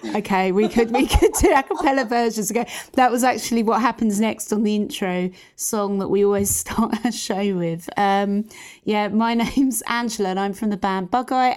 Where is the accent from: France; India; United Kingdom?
United Kingdom; London; we are from East London